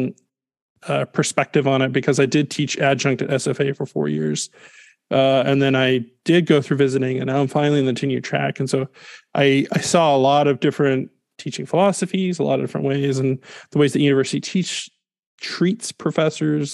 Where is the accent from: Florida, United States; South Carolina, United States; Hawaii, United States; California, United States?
South Carolina, United States; Greenville; moved away as an adult; also born or lived in St. Louis, Missouri / Atlanta / Greer, South Carolina; now in Texas, United States; I grew up in Greenville, South Carolina